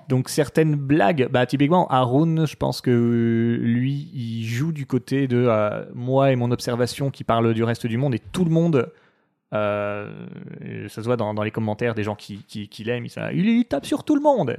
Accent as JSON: {"language": "French", "country": "France", "said": "nous fait du mal en tant que Français"}